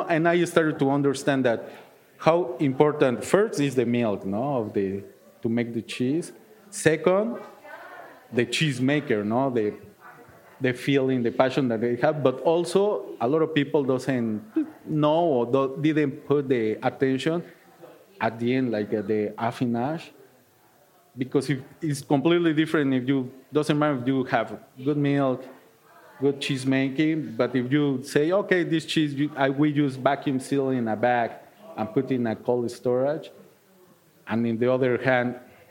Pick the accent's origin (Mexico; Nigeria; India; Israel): Mexico; Mexico City; English is a second language; now in Milwaukee, United States; So, and then, like, I came from Mexico City. It was like, I will not be in a big, big city. I live in Milwaukee, but the same, no?